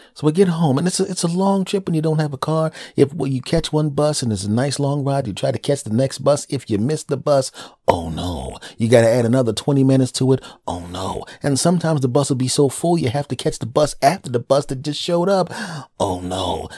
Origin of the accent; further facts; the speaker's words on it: Philadelphia, Pennsylvania, United States; I was living in Philadelphia at the time. And I go to South Philadelphia because I wanna go to the place in my hometown